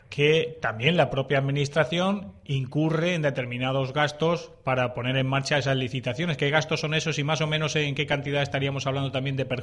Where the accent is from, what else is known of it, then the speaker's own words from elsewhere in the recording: Region of Murcia, Spain; esto lo decimos nosotros porque somos murcianos